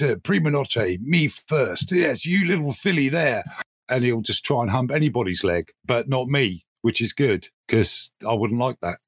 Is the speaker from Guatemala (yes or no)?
no; United Kingdom; We are, oh, in fact, British.